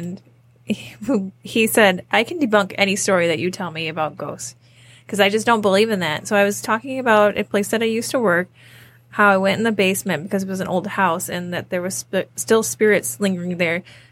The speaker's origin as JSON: {"language": "English", "area": "Downriver", "region": "Michigan", "country": "United States", "said": "we're from Downriver"}